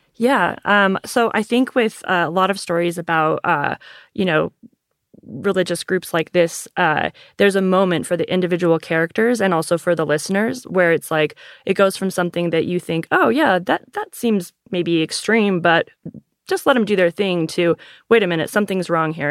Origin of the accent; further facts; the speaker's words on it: Salt Lake City, Utah, United States; I am from Salt Lake City, so anytime I tell somebody that, their next question is, "Did you grow up Mormon?" and the answer is yes